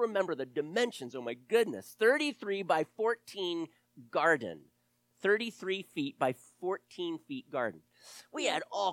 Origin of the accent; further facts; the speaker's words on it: the South, United States; also born or lived in Delaware; I grew up in the South